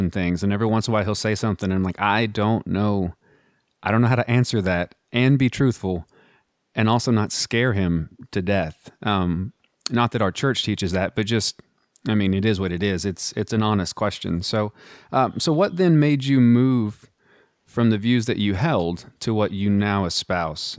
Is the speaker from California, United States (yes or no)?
no; Midland/Odessa, Texas, United States; I'm actually from a few hours west of Abilene